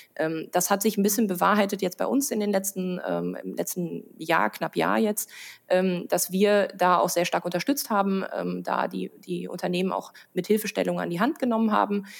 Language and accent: German; Münsterland, North Rhine-Westphalia, Germany; now in Rhineland, Germany; Also ich komme aus dem Münsterland